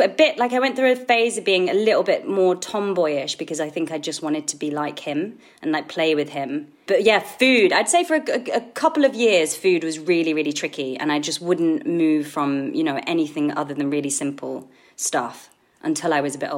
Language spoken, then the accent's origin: English; Blackpool, North West England, United Kingdom; I guess I never knew it was quite a unique place in a way like I grew up